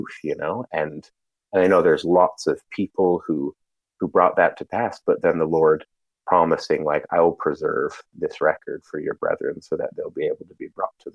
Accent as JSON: {"language": "English", "town": "Provo", "region": "Utah", "country": "United States", "tie": "born or raised there", "said": "I grew up pretty much in Provo, Utah. Provo is what I call home"}